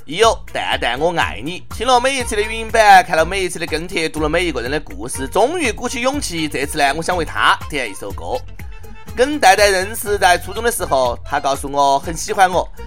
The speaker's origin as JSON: {"language": "Chinese", "country": "China", "said": "作为中国人"}